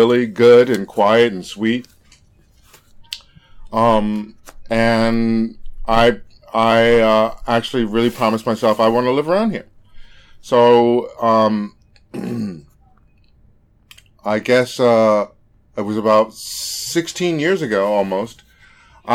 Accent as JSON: {"language": "English", "town": "New York City", "region": "New York", "country": "United States", "tie": "born or raised there", "also_born_or_lived": "Brooklyn, New York", "moved": "as an adult", "said": "when I grew up in Queens and we had houses, everyone knew each other"}